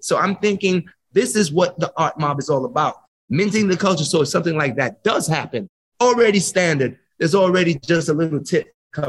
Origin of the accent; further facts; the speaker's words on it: Jamaica; You know, my grandmother's Syrian and Irish, and my grandfather's West African, but we're all Jamaican.